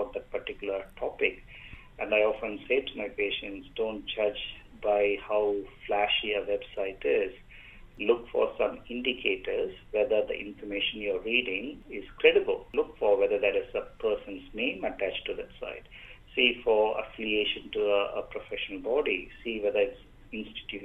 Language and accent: English; India; moved away as an adult; now in Australia; Me being an Indian migrant myself back in 2005